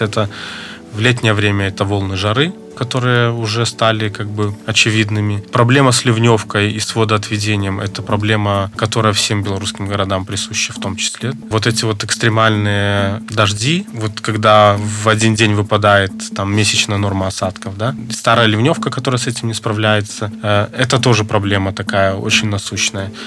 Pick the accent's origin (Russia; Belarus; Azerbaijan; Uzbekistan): Belarus; Мы, белорусы, такие очень люди, которые любят свою землю